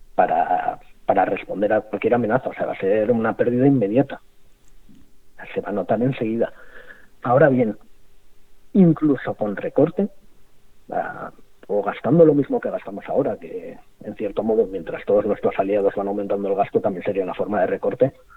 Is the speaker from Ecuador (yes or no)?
no; Spain; siendo españoles